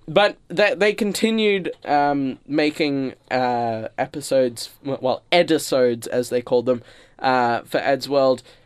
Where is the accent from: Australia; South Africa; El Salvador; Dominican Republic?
Australia; I'm an Australian who lives on a vegetable farm